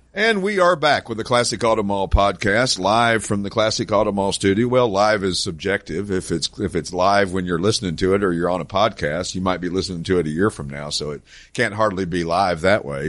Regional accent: East Tennessee, United States; also born or lived in Branson, Missouri; now in Morgantown, Pennsylvania, United States; I grew up in East Tennessee

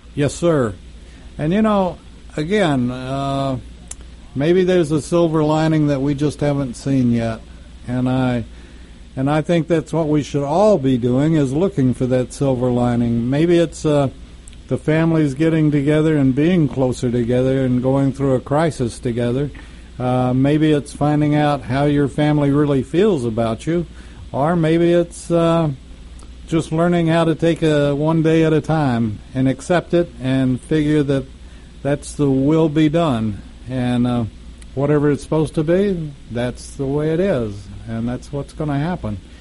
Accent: United States; we're American

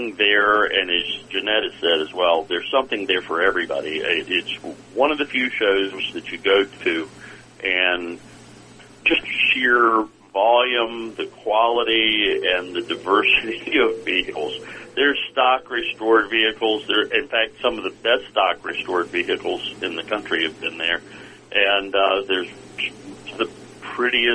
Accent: Virginia Beach, Virginia, United States; I grew up in Virginia Beach

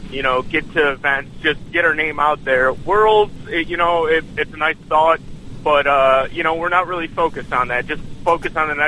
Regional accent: Cleveland, Ohio, United States; we're we're always we're we're from Cleveland, so there's always an year.

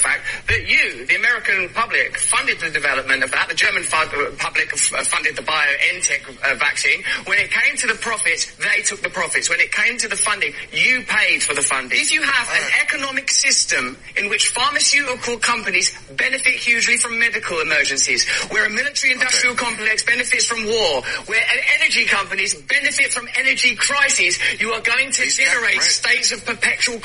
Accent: England, United Kingdom; I'm English

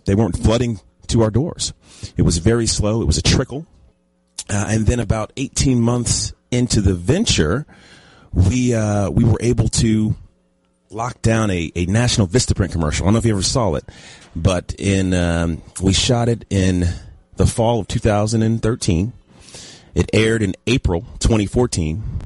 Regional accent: Dallas, Texas, United States; also born or lived in Los Angeles; I'm from Dallas originally

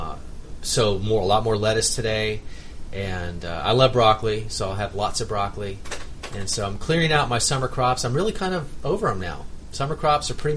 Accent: Miami, Florida, United States; I grew up in Miami, and everything's very willing to grow down there

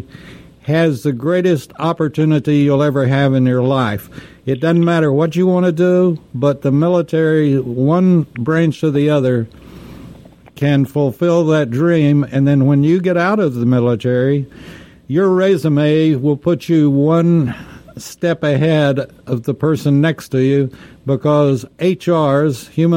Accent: Texas, United States; I grew up in Texas where we weren't sure we were going to have drinking water

